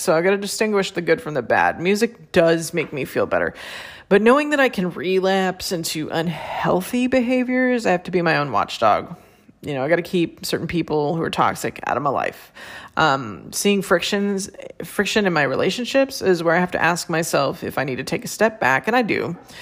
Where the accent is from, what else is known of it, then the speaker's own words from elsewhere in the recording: San Francisco Bay Area, California, United States; I'm from the San Francisco Bay Area